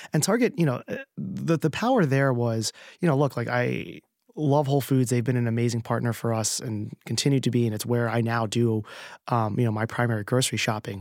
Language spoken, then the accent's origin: English; New Jersey, United States; now in New York, United States; I grew up in New Jersey and my family was in California